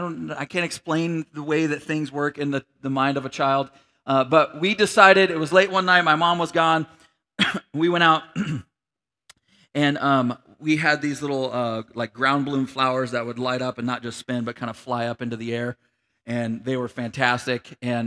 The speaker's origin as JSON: {"language": "English", "town": "Grand Junction", "region": "Colorado", "country": "United States", "tie": "born or raised there", "said": "And so we grew up in Grand Junction, Colorado for a period of time, and we lived in this apartment complex"}